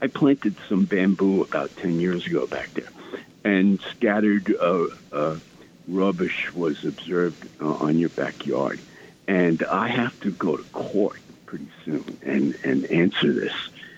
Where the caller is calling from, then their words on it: New York City, New York, United States; I'm calling from Staten Island.